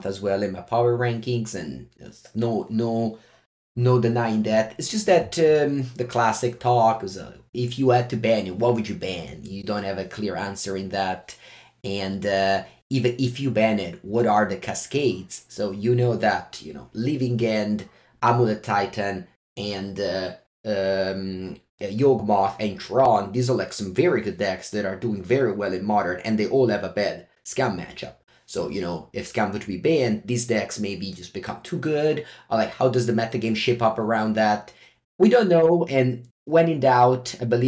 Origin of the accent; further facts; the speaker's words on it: Italy; I'm your host from Italy